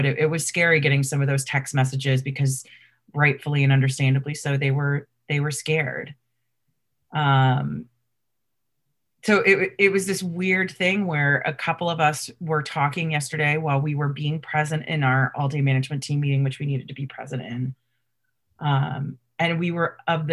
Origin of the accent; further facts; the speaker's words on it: Washington, District of Columbia, United States; growing up in Washington, D.C.